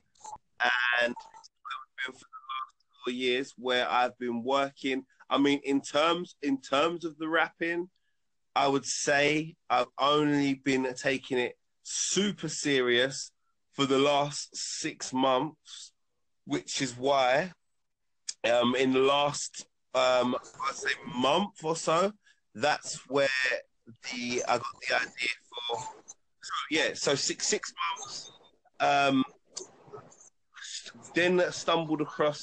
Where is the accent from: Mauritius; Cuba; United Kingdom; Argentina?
United Kingdom; London; also born or lived in Leeds; I was born in North London, a place called Islington. I moved around London throughout my childhood.